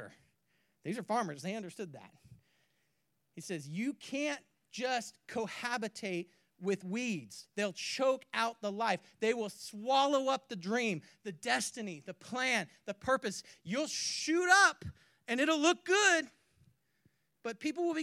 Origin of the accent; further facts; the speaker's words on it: California, United States; moved away; also born or lived in Spokane; I grew up in California